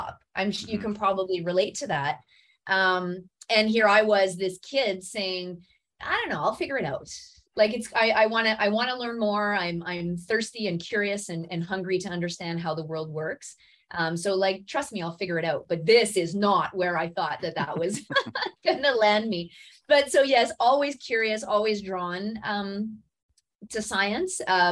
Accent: Smooth Rock Falls, Ontario, Canada; now in Sudbury, Canada; I grew up north of Timmins in a tiny little town called Smooth Rock Falls

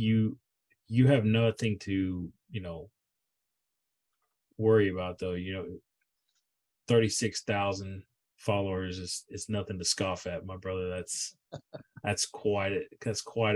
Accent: Houston, Texas, United States; I grew up in Houston.

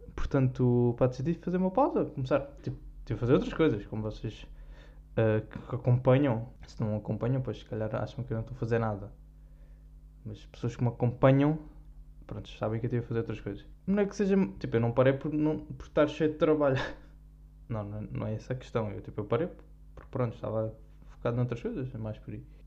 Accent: Algarve, Portugal; accent: Algarvian; como eu sou algarvio

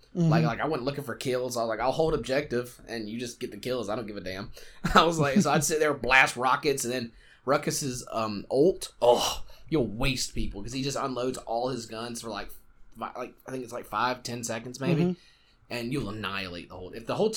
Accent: South Georgia, United States; accent: Southern; also born or lived in Japan; I was born and raised in South Georgia

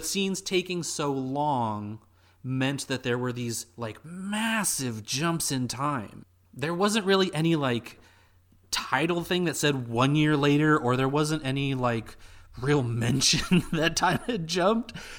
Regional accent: United States; being an American person

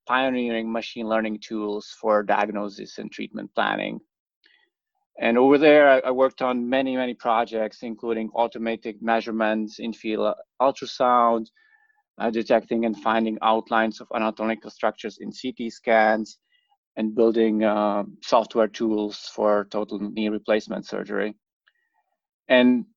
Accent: Czechia; moved away as an adult; also born or lived in Princeton, New Jersey; now in New York, United States; I grew up in the Czech Republic and came to US for the grad school.

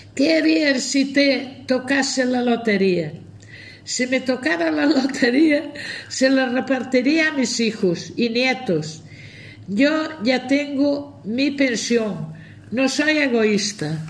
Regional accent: Aios, Galicia, Spain; Cuando mis padres se casaron yo tenía dos años, nací en Ayos.

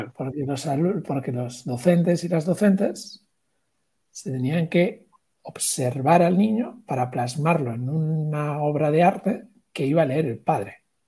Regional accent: Galicia, Spain; soy gallego

